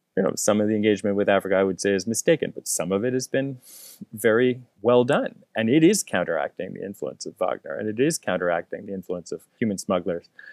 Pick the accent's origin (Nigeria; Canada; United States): Canada; as a Canadian